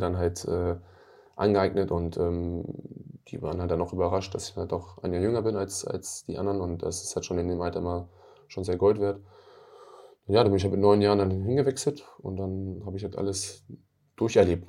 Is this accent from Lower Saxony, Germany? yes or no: yes; Hanover, Lower Saxony, Germany; Ich komme aus der Stadt